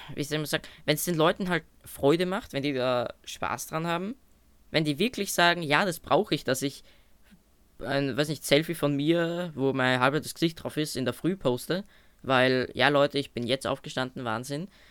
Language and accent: German; Austria; bei uns in Österreich